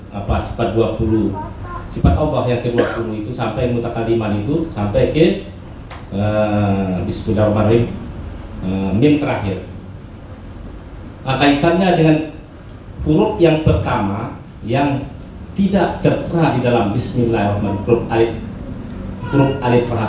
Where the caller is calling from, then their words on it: Batujajar, West Java, Indonesia; kami dari Batu Jajar Bandung ingin menanyakan ada dua pertanyaan di Pak Ustaz